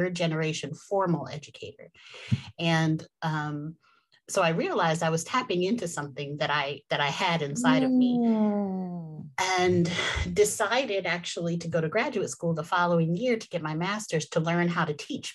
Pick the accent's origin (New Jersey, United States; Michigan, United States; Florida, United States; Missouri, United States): New Jersey, United States; moved away as an adult; also born or lived in Atlanta; I'm from New Jersey originally